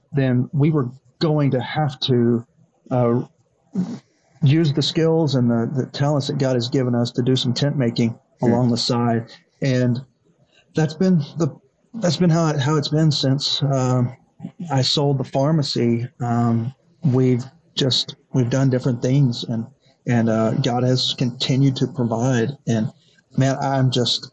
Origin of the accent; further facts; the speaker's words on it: Elgin, Oklahoma, United States; also born or lived in Dallas-Fort Worth, Texas; the First Baptist Church of Elgin that I grew up